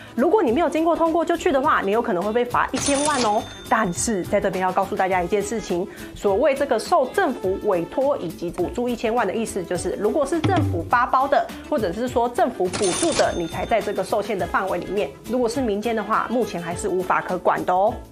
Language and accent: Chinese; Taiwan; 我是台湾